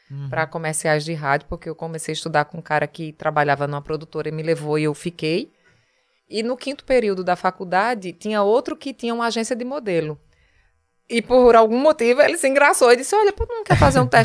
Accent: Paraíba, Brazil; accent: Paraíba; Aí eu vinha da Paraíba com um sotaque muito puxado

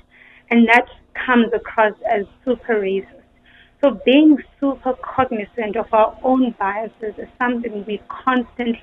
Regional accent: Eastern Cape, South Africa; I come from the Eastern Cape

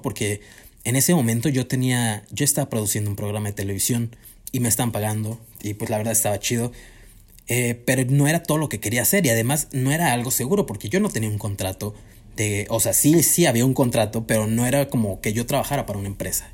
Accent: Cuernavaca, Morelos, Mexico; moved away; yo también soy foráneo, eh, vaya, venimos de Cuernavaca los dos

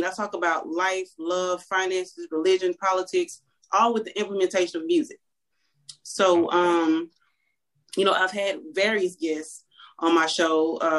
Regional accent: Louisiana, United States; now in Texas, United States; I'm from Louisiana.

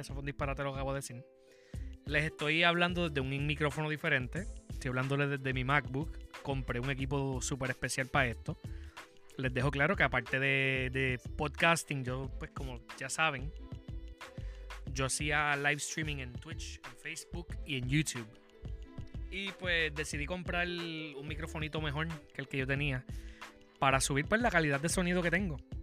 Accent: Puerto Rico; como boricua

